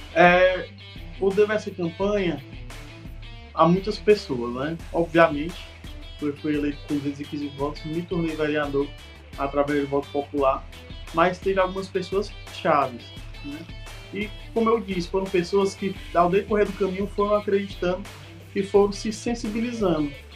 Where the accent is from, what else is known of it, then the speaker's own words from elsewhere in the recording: Guaramiranga, Ceará, Brazil; also born or lived in Fortaleza; eu sou tão guaramiranguense